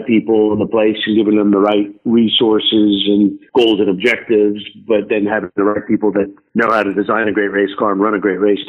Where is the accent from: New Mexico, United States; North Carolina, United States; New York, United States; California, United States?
California, United States; Southern; moved away as an adult; also born or lived in Europe; I grew up in Southern California.